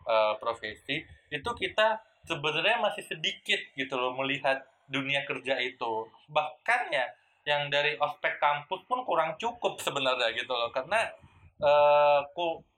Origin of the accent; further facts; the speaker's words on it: Medan, North Sumatra, Indonesia; Saya kan orang Medan, kuliah di UI, tapi pertama kali kerja itu di daerah Semarang yang itu mayoritasnya itu uh, orang Jawa semua gitu.